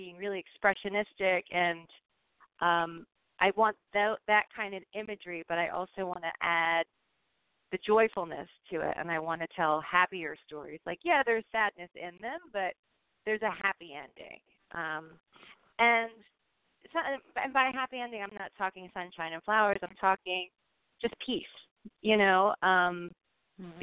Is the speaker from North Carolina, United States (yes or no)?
no; Philadelphia, Pennsylvania, United States; moved away as an adult; now in San Francisco, United States; I grew up in Philadelphia